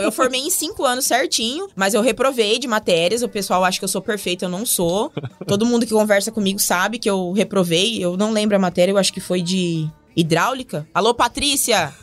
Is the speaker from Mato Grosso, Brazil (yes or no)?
yes; Mato Grosso, Brazil; also born or lived in Agudos, São Paulo; vim pro Mato Grosso quando pequena, né? Com seis anos.